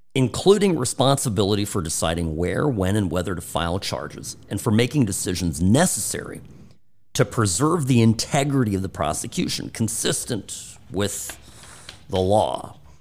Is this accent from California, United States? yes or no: yes; California, United States; my experience growing up in California